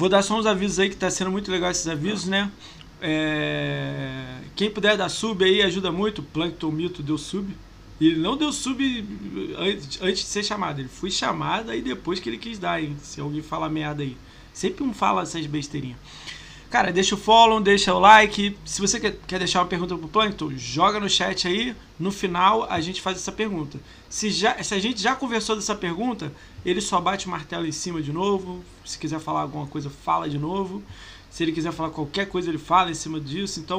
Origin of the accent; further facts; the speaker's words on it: Rio de Janeiro, Brazil; Mas a gente é do Rio